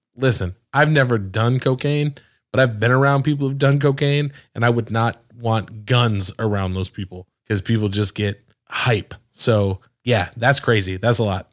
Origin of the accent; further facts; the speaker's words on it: the North, United States; moved away; I'm from the North